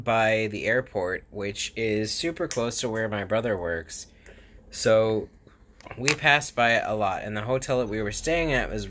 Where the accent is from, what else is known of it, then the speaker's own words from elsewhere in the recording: West Palm Beach, Florida, United States; moved away; Yeah, that's my hometown.